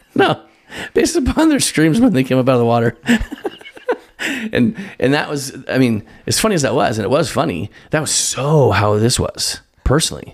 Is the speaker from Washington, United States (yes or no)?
yes; Spokane, Washington, United States; I grew up in Spokane, Washington, Eastern Washington